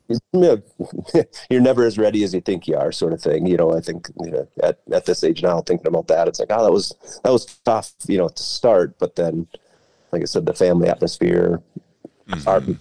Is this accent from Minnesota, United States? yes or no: yes; Albany, Minnesota, United States; I grew up in Albany, Minnesota